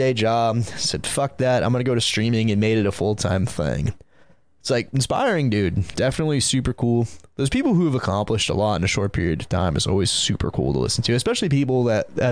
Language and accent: English; Santa Cruz, California, United States; growing up in Santa Cruz, California